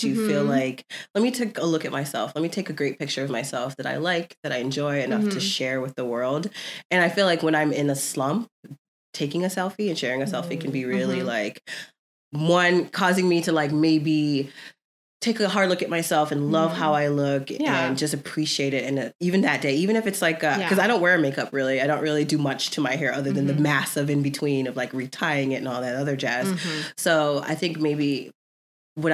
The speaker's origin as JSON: {"language": "English", "region": "Florida", "country": "United States", "tie": "born or raised there", "moved": "yes", "lives_now": "Southern California, United States", "said": "we grew up in Florida"}